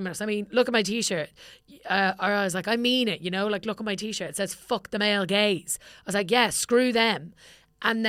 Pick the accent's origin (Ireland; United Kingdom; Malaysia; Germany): Ireland